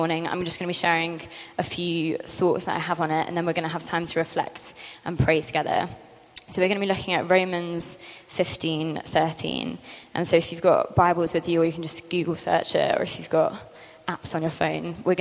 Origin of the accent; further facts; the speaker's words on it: London, United Kingdom; moved away as an adult; I grew up in London, came here 6 years ago for uni, and then stayed and worked for Central.